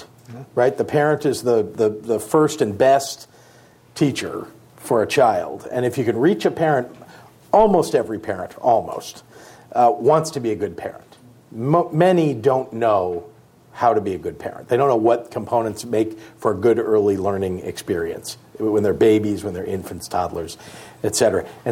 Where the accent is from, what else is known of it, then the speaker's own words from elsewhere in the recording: Illinois, United States; also born or lived in California; Here in California, I'm from Illinois